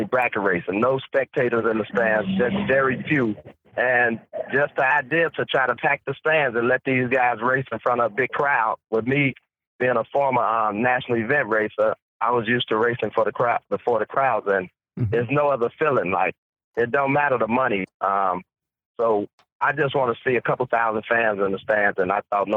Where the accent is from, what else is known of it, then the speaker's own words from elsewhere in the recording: Chicago, Illinois, United States; I was just a NHRA stock eliminator racer / bracket racer from the Midwest. I'm from Chicago.